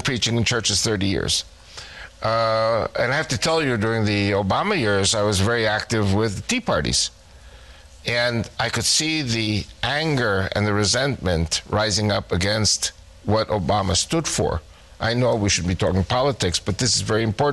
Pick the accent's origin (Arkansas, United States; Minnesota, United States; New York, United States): New York, United States; When I was a young kid here in America, I was born in New York in 1949. In 1955, I was 6 years old